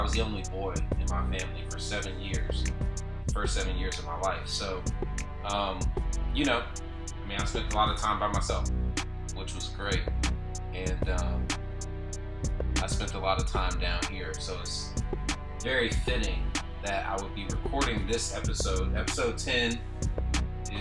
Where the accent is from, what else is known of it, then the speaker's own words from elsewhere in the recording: Lima, Ohio, United States; moved away; I'm currently in my hometown, Lima, Ohio